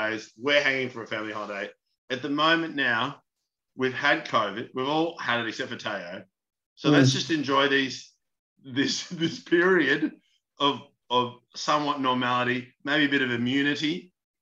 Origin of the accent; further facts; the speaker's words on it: Melbourne, Victoria, Australia; I'm from Melbourne.